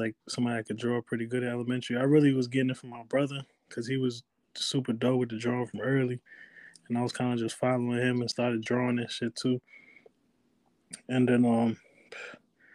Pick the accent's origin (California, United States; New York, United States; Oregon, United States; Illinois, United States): New York, United States; New Rochelle; also born or lived in Bronx, New York / Washington, D.C./Maryland area; I'm from New Rochelle, New York. I was born in the Bronx, but I moved to New Rochelle before I can even process thoughts and remember anything